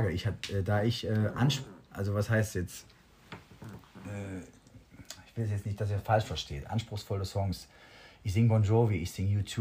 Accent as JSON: {"language": "German", "region": "Balearic Islands", "country": "Spain", "tie": "born or raised there", "said": "Das ist hier die Nordostecke Calaratiada und Calamio, das ist meine Heimat."}